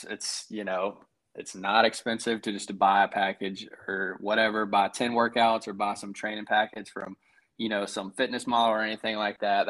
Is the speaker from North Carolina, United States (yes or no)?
yes; Greensboro, North Carolina, United States; now in Raleigh, United States; we're from Greensboro